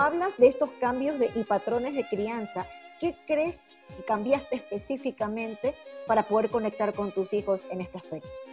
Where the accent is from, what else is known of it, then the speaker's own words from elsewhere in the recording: Ecuador; como ecuatorianas como mujeres